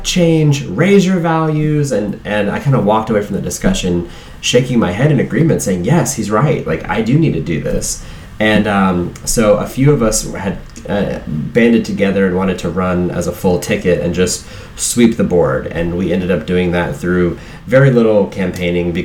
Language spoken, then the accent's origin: English; Southwest Virginia, United States; now in Miami Beach, United States; a kid growing up in Southwest Virginia